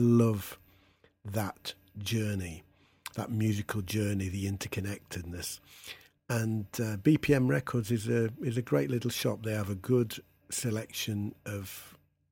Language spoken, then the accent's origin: English; Derby, East Midlands, United Kingdom; My hometown of Derby was well known for its record stores